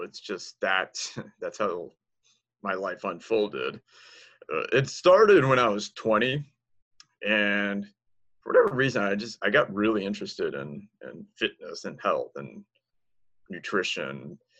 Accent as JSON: {"language": "English", "region": "Washington, D.C. area", "country": "United States", "tie": "born or raised there", "also_born_or_lived": "Tampa, Florida", "lives_now": "Texas, United States", "said": "I was born in Tampa, and my dad was a Marine, and he was stationed there. But I spent most of my childhood near Washington, D.C."}